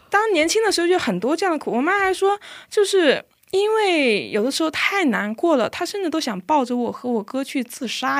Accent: China; moved away as an adult; now in South Korea; 我来自中国。我的父亲是一位牧师，然后呢，因为我父亲的原因，所以我从小就在教会长大

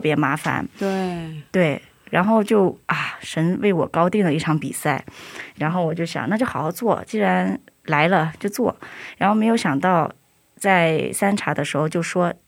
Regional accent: China; moved away; 我是中国人

